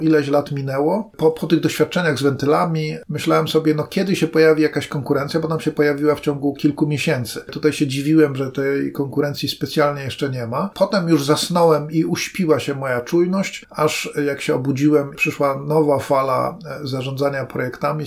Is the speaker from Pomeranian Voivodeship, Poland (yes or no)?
yes; Gdynia, Pomeranian Voivodeship, Poland; ja jestem z Gdyni